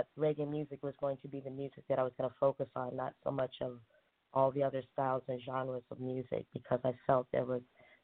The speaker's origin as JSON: {"language": "English", "country": "Taiwan", "tie": "born there", "said": "I was born in Taiwan. My mother is Taiwanese and my father is Black American."}